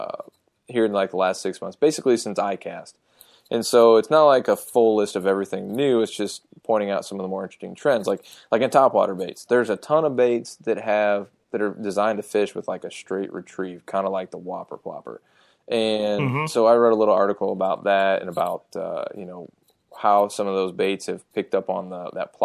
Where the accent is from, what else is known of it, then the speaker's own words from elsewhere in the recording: Ohio, United States; moved away; when I growing up in Ohio, I had insulated boots